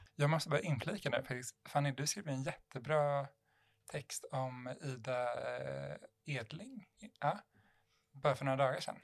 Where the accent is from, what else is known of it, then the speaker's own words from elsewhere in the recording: Sweden; jag var svensk